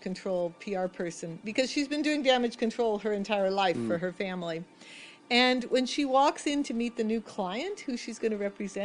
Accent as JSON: {"language": "English", "town": "Los Angeles", "region": "California", "country": "United States", "tie": "born or raised there", "said": "I grew up in the Valley"}